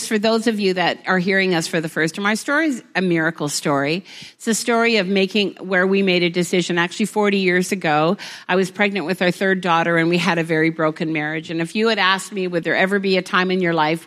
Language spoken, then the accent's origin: English; Vancouver, British Columbia, Canada; We're from Vancouver.